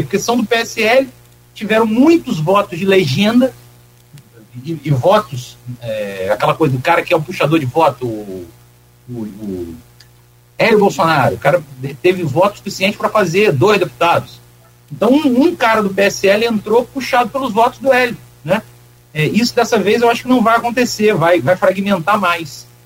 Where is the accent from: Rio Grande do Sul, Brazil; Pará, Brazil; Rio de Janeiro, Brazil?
Rio de Janeiro, Brazil; Campos dos Goytacazes; also born or lived in Minas Gerais; eu nasci em Minas, mas eu morei em Campos a maior parte da vida. Então, pode, pode dizer que eu sou um campista adotado